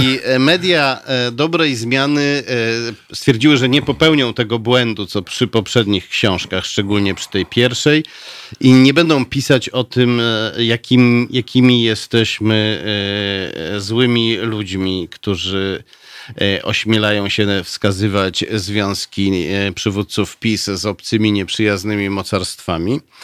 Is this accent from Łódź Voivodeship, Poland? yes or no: no; Warsaw, Masovian Voivodeship, Poland; also born or lived in Pruszków; Potem jak zostałem urodzony, to zabrano mnie z powrotem do Warszawy